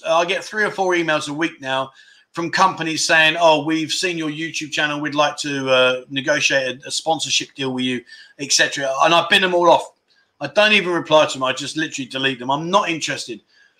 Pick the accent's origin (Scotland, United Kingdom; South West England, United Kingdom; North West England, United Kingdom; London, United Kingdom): Scotland, United Kingdom; No, my friend. No, I haven't had the vaccine. I'm Scottish.